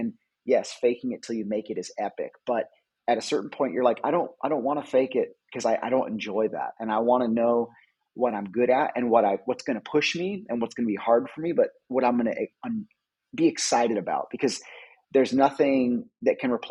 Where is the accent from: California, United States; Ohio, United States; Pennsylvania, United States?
California, United States; I'm a photographer, I'm from California